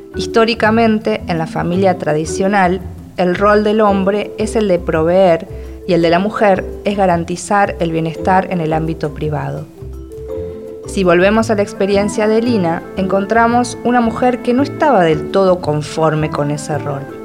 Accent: Argentina; soy argentina y escritora

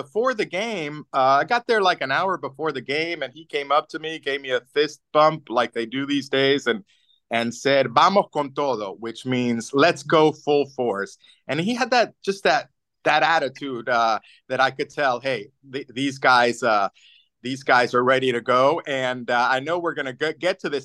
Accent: Tampa, Florida, United States; now in Pittsburgh, United States; I grew up in Tampa

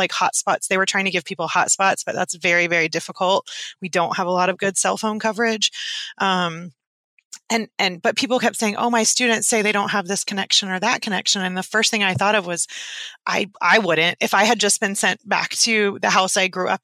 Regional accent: East Tennessee, United States; I'm from East Tennessee

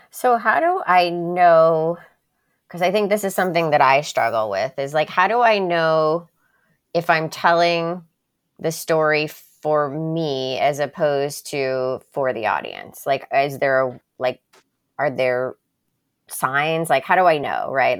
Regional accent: Miami, Florida, United States; also born or lived in Birmingham, Alabama; the majority of my childhood was, like, growing up in Miami

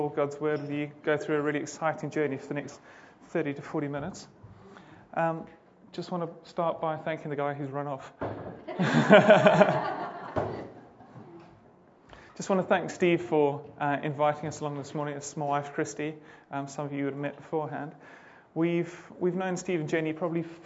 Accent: Zimbabwe; moved away as an adult; We're originally from Zimbabwe. My wife and I both grew up there.

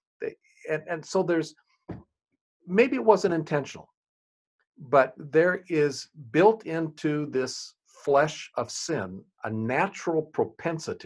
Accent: rural Nebraska, United States; now in Winchester, Virginia, United States; I grew up in rural Nebraska. I'm a white boy from rural Nebraska

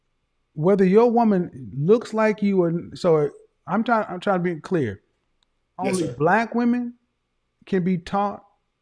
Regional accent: the Bible Belt, United States; I come from the Bible Belt, where more people talk about the Bible who ain't living it.

